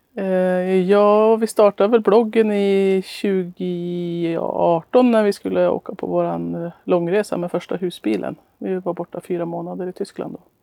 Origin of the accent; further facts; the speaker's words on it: Norway; moved away; also born or lived in Östhammar, Sweden; resa heter reise på norska där jag kommer ifrån